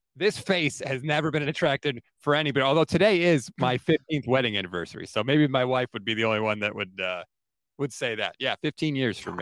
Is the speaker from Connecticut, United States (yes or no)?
yes; Connecticut, United States; moved away; I grew up in Connecticut